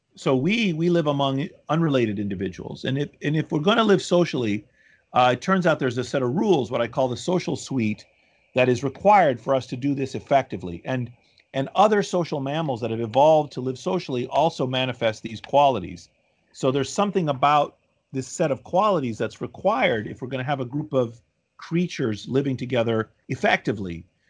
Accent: Washington, District of Columbia, United States; moved away as an adult; also born or lived in Boston / Philadelphia / Chicago; now in New Haven, United States; D C, where my mother, where I grew up

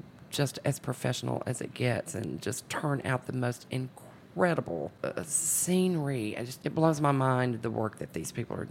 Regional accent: North Georgia, United States; accent: Southern; now in Memphis, United States; my childhood, I was raised in North Georgia.

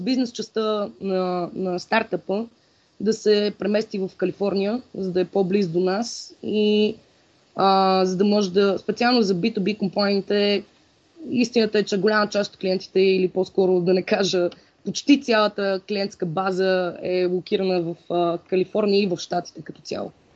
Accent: Sofia, Sofia City, Bulgaria; also born or lived in Blagoevgrad; аз съм си кореняк софиянка

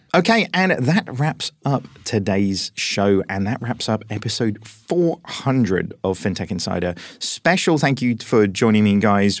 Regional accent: United Kingdom; as British people

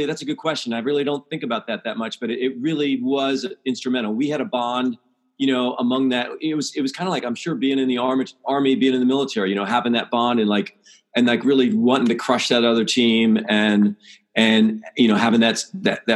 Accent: Pennsylvania, United States; I grew up in Pennsylvania

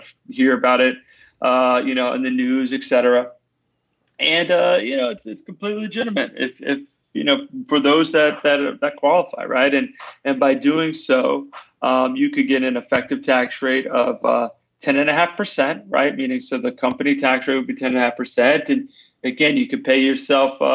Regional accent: United States; I'm American and a licensed CPA in the States

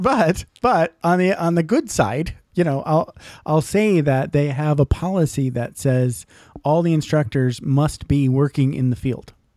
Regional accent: Michigan, United States; I grew up in Michigan

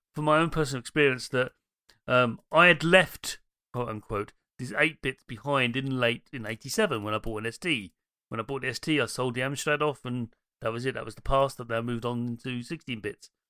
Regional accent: London, United Kingdom; I'm from Dem Londons

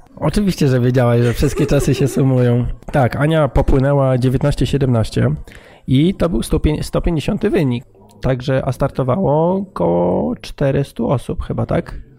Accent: Gdynia, Pomeranian Voivodeship, Poland; jesteśmy stąd

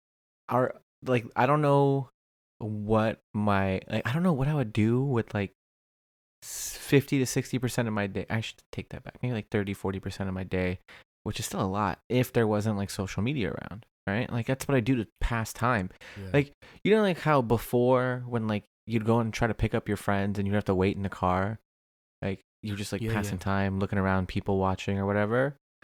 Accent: Orange County, California, United States; And I grew up in Orange County, bro.

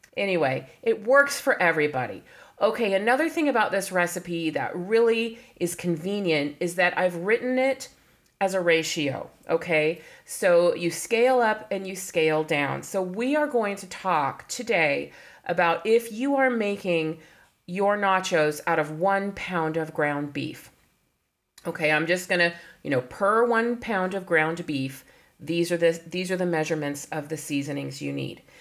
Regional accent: California, United States; I was born in California

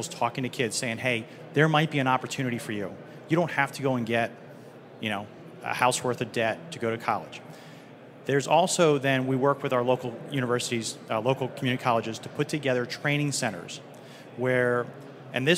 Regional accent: Eastern Pennsylvania, United States; I'm from Pennsylvania, Eastern Pennsylvania

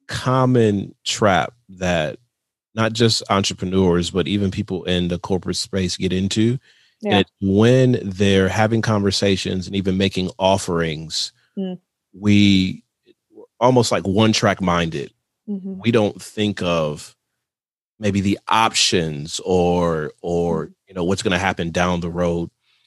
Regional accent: Michigan, United States; No, I'm from Michigan. It's pop. It's pop.

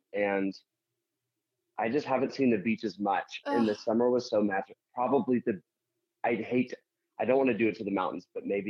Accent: Salina, Kansas, United States; moved away as an adult; also born or lived in New Jersey; I am from Salina, Kansas. And that is like a town of about 50,000 in the middle of Kansas.

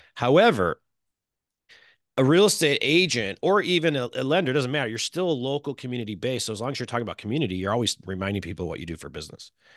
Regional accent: Chicago, Illinois, United States; now in California, United States; I'm from Chicago

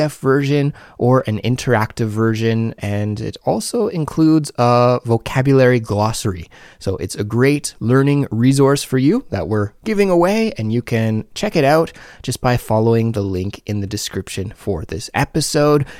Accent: Canada; now in South Korea; a Canadian living abroad in South Korea

